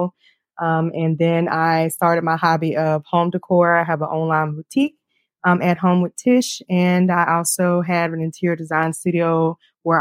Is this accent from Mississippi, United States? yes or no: yes; Jackson, Mississippi, United States; moved away as an adult; also born or lived in Memphis, Tennessee; now in Toledo, United States; I'm originally from Jackson, Mississippi